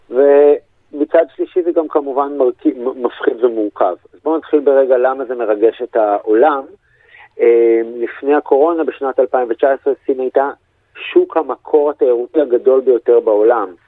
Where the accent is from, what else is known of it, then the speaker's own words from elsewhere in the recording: Israel; מה שאנחנו כבר בתור ישראלים שכחנו אפילו איך בודקים קורונה